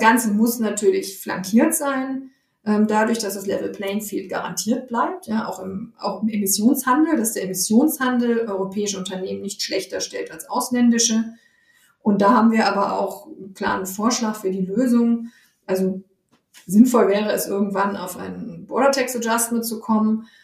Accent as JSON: {"language": "German", "country": "Germany", "said": "bei uns in Deutschland"}